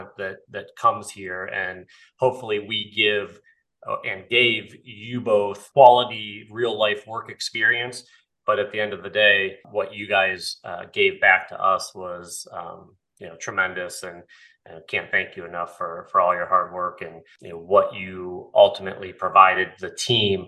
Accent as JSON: {"language": "English", "town": "Canton", "region": "Ohio", "country": "United States", "tie": "born or raised there", "said": "being born and raised in Canton, kind of in the shadows of the Pro Football Hall of Fame"}